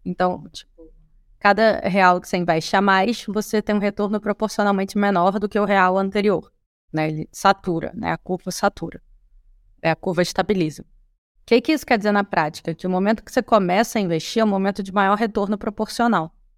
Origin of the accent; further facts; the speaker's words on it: Rio de Janeiro, Brazil; nós que somos cariocas